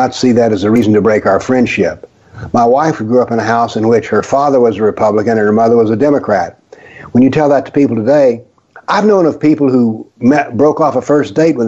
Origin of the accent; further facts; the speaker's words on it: the South, United States; I grew up in the South, went to school in the South